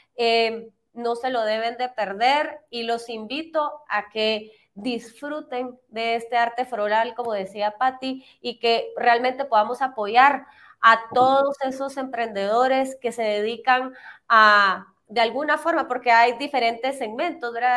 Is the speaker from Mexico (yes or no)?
no; Guatemala